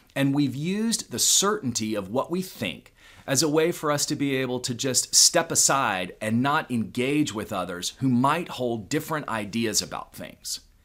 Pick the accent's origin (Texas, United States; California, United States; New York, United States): Texas, United States; Houston; growing up in Houston, Texas